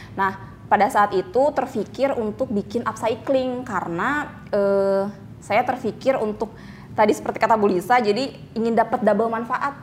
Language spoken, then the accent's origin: Indonesian; Bandung, West Java, Indonesia; moved away; also born or lived in Cicalengka; aslinya aslinya kota Bandung